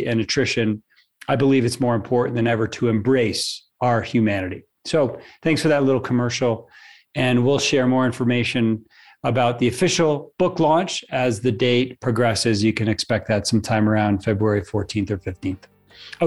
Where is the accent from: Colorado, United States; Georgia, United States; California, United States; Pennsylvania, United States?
Colorado, United States; Louisville; My hometown of Louisville, Colorado